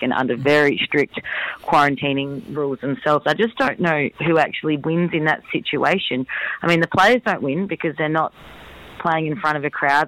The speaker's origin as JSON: {"language": "English", "town": "Adelaide", "region": "South Australia", "country": "Australia", "also_born_or_lived": "Perth", "moved": "yes", "said": "I'm from Adelaide, lived in Perth"}